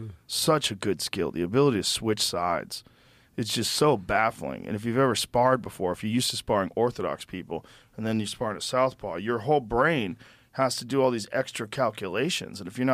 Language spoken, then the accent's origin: English; Boston, Massachusetts, United States; I grew up in Boston.